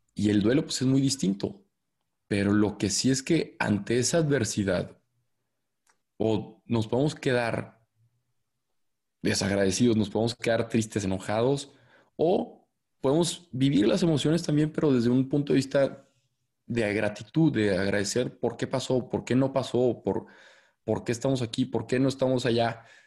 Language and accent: Spanish; Torreón, Coahuila, Mexico; moved away as an adult; also born or lived in Monterrey; Soy de Torreón, Coahuila, que es una ciudad acá en el norte